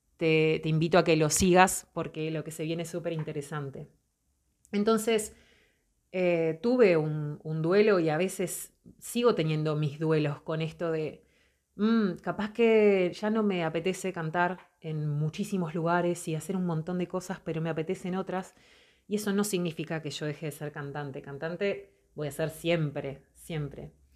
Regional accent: Montevideo, Uruguay; soy de Montevideo, Uruguay soy artista

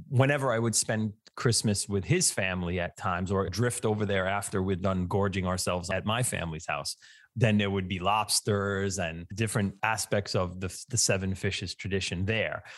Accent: New York City, New York, United States; I grew up in Staten Island, which I think has the highest percentage of people with Italian heritage anywhere other than Italy

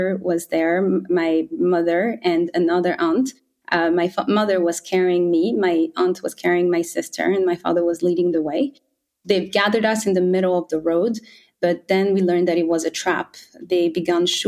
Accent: Rwanda; I was born in Rwanda in 1993

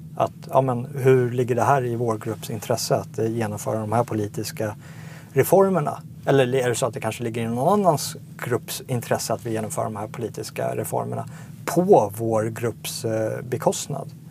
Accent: Sigtuna, Stockholm County, Sweden; moved away as an adult; also born or lived in South Africa; Jag växte upp eh, på 80-talet i, i Sigtuna.

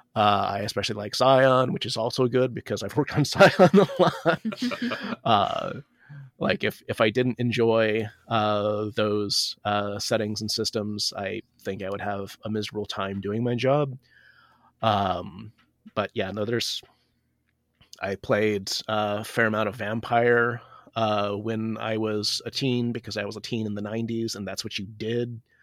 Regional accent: United States; I'm Asian American

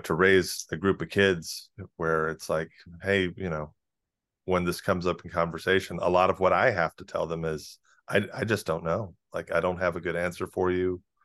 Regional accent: South Carolina, United States; moved away; the cultural circles that we ran in growing up in South Carolina

